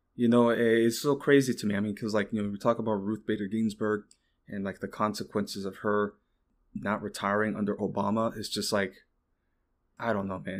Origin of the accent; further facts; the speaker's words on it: Texas, United States; me being a Texan